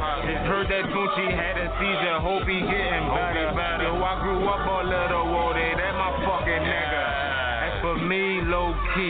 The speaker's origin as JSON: {"language": "English", "town": "Philadelphia", "region": "Pennsylvania", "country": "United States", "said": "Yeah, man, I'm from West Philly, all crazy."}